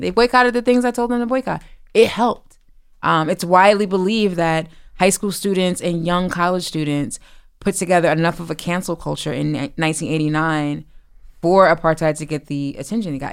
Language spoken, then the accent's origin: English; East Orange, New Jersey, United States; I'm from East Orange, New Jersey, born and raised